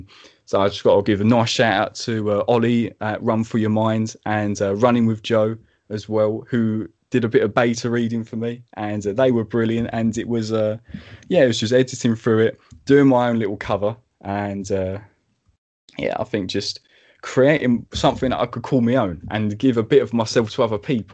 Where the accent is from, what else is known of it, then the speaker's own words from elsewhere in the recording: Medway, South East England, United Kingdom; also born or lived in Maidstone, Kent; my hometown Medway